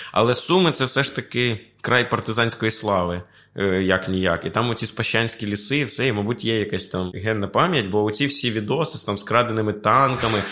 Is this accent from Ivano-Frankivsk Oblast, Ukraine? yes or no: no; Sumy Oblast, Ukraine; moved away; я з Сумського краю